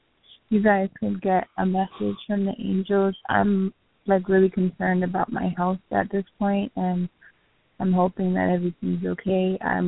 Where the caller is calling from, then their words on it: Miami, Florida, United States; I'm calling from Miami.